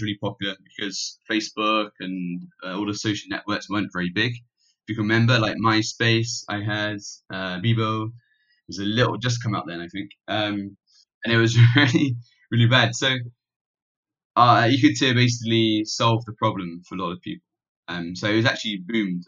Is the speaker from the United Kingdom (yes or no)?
yes; Plymouth, South West England, United Kingdom; moved away as an adult; now in Malaysia; I'm actually British. So I was born in Plymouth, which is by the sea on the south coast in Devon